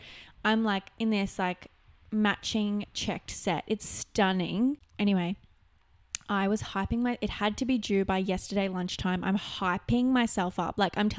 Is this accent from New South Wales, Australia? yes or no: yes; Newcastle, New South Wales, Australia; my hometown. Like Newcastle's small